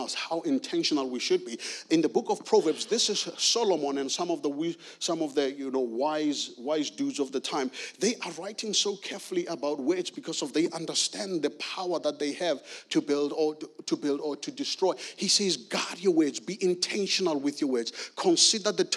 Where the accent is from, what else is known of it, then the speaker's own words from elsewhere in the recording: South Africa; now in Guildford, United Kingdom; I'm originally from South Africa, born and raised in South Africa.